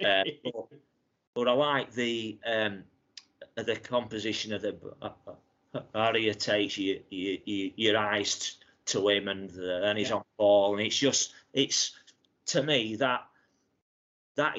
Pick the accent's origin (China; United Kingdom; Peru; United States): United Kingdom; Barnsley, Yorkshire and the Humber; my hometown of Barnsley